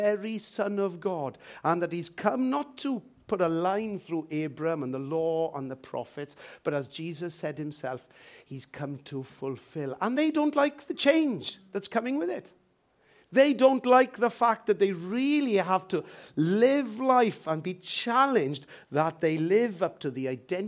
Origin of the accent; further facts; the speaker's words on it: Wales, United Kingdom; sometimes I'll put Welsh, and sometimes I'll put British